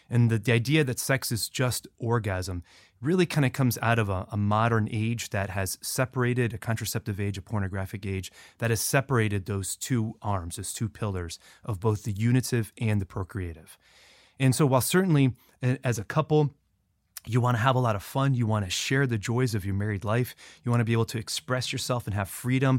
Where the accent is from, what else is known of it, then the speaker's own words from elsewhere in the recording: Florida, United States; No, I'm not from Louisiana.